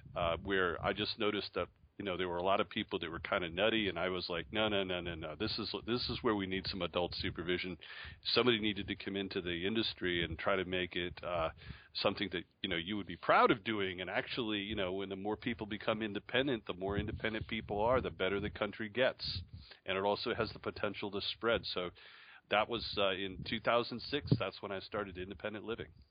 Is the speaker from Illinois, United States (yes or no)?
no; Syracuse, New York, United States; moved away; also born or lived in Charlotte, North Carolina / Hillsdale, Michigan; I was born in Syracuse, New York